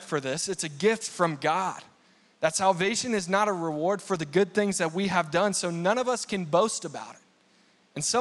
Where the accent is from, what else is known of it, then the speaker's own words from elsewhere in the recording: Texas, United States; now in Colorado Springs, United States; when I was growing up in Texas